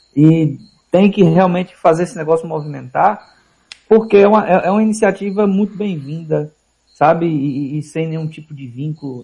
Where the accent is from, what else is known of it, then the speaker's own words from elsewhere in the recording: Vitória da Conquista, Bahia, Brazil; moved away as an adult; now in Aracaju, Brazil; na minha cidade natal, Vitória da Conquista